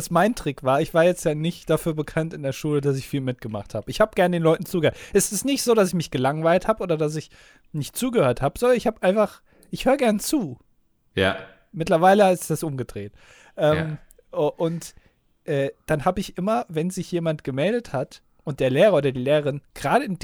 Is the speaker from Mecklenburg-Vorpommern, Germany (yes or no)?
no; Münster, North Rhine-Westphalia, Germany; zumindest in meiner Heimatstadt Münster, Fahrradfahrer haben immer Vorfahrt